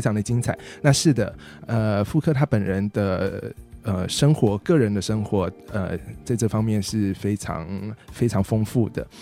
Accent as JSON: {"language": "Chinese", "country": "Taiwan", "tie": "born or raised there", "also_born_or_lived": "Taipei / Tainan / France", "moved": "as an adult", "said": "我小时候在台北跟在台南各生长了，呃，嗯，就干待了，各待了蛮长的一段时间"}